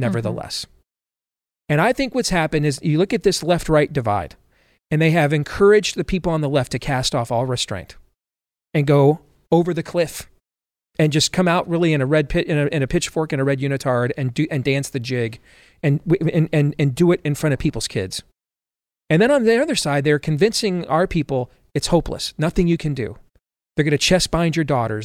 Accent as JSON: {"language": "English", "region": "Michigan", "country": "United States", "tie": "born or raised there", "said": "I grew up in Michigan."}